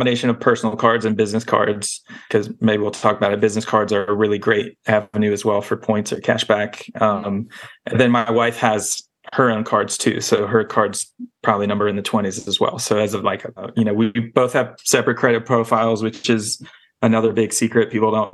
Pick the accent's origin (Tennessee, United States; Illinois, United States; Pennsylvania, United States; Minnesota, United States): Tennessee, United States; Nashville; I grew up in Nashville, Tennessee, listening to Dave Ramsey in middle school